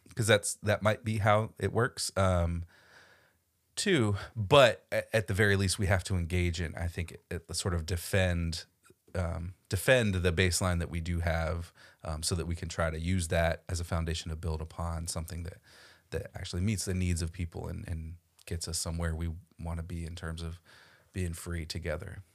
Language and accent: English; Florida, United States; I grew up in Florida